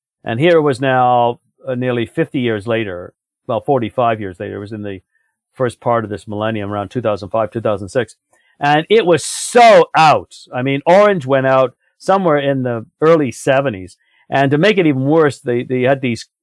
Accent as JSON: {"language": "English", "country": "United Kingdom", "tie": "born or raised there", "moved": "yes", "lives_now": "Canada", "said": "I was raised in Britain. But I never feel completely, totally at home there the way I do in Canada."}